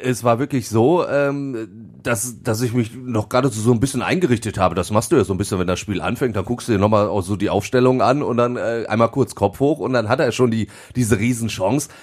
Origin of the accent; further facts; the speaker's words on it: Duisburg, North Rhine-Westphalia, Germany; ich bin gebürtiger Duisburger und dementsprechend ist der MSV auch mein Verein